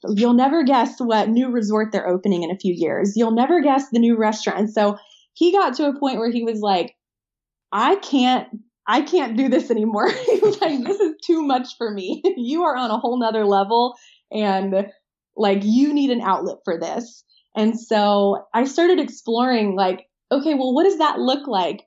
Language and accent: English; Nashville, Tennessee, United States; I am from the Nashville area in Tennessee.